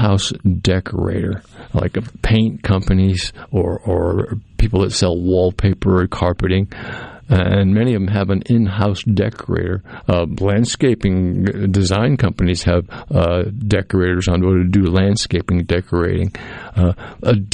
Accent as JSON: {"language": "English", "area": "Cape Cod", "region": "Massachusetts", "country": "United States", "tie": "born or raised there", "moved": "yes", "lives_now": "Mississippi, United States", "said": "I grew up on Cape Cod"}